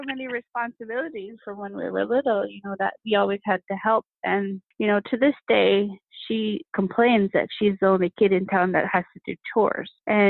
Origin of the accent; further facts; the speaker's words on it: Alaska, United States; Back when I was growing up, you know, we had one single TV in the house and it was, I want to say, one channel when I was little, really little.